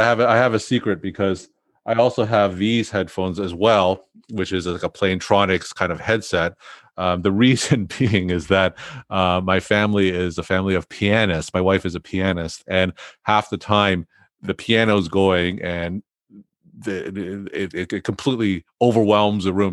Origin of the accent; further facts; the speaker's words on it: New England, United States; I'm from New England